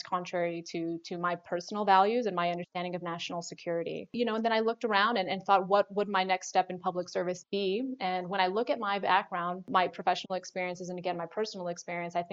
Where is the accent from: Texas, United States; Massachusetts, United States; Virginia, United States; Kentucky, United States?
Texas, United States; San Antonio; I grew up in San Antonio, Texas.